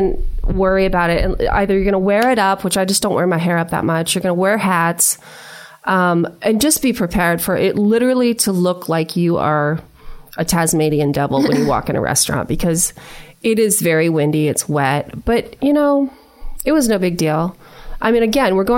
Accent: Maine, United States; I'm originally from Maine

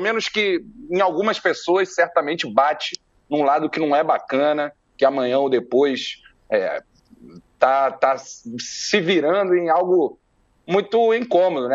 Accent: Brazil; eu me falo enquanto brasileiro, né, do lado de cá brasileiro

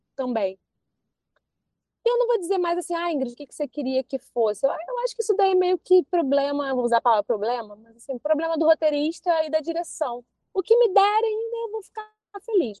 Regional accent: Maricá, Rio de Janeiro, Brazil; eu morava em Maricá

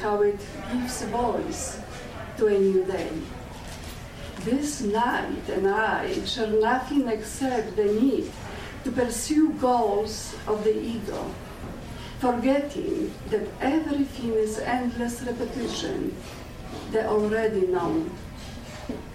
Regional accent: Legnica, Lower Silesian Voivodeship, Poland; English is a second language; now in Canada; I immigrated from Poland without knowing English

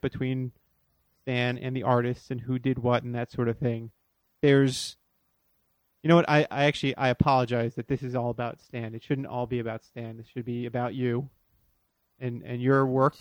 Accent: Florida, United States; I grew up in Florida

